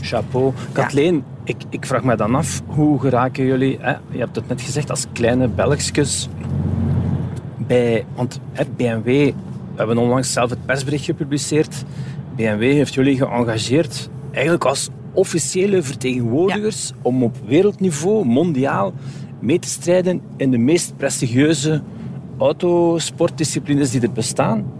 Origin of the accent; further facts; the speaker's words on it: Flanders, Belgium; bij ons in Vlaanderen